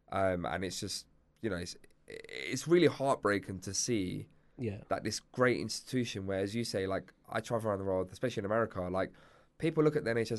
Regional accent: Cyprus; now in United Kingdom; like my family, for example, we come from Cyprus.

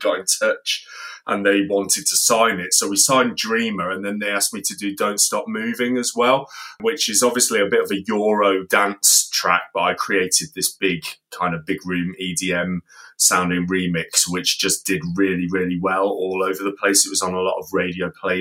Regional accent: Coventry, West Midlands, United Kingdom; in Coventry because that's City of Culture this year and also my hometown

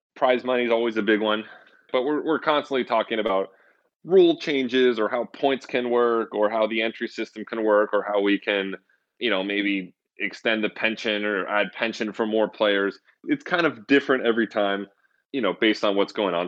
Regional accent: Santa Rosa, California, United States; born or raised there

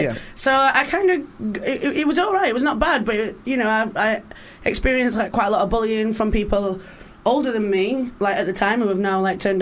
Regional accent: Rotherham, Yorkshire and the Humber, United Kingdom; moved away; I'm from South Yorkshire in a place called Rotherham.

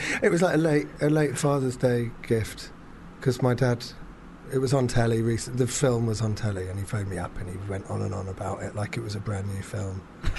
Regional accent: London, United Kingdom; I was born in Finsbury Park.

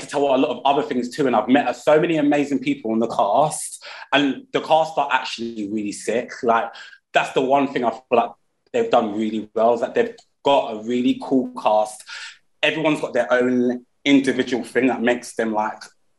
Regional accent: London, United Kingdom; I'm born and bred in Peckham. I still live in Peckham.

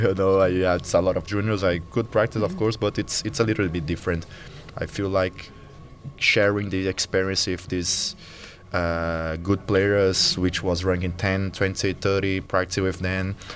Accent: Fortaleza, Ceará, Brazil; now in São Paulo, Brazil; the city I was born in Fortaleza

